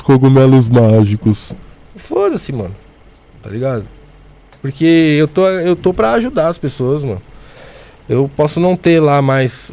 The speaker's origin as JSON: {"language": "Portuguese", "region": "São Paulo", "country": "Brazil", "moved": "yes", "said": "Eu venho de Bopiranga. Um dos lugares mais perigosos de São Paulo."}